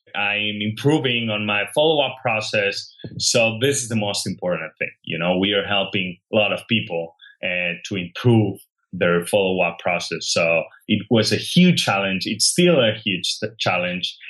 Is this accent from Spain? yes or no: yes; Catalonia, Spain; English is a second language; moved away as an adult; now in San Francisco, United States; I grew up in Spain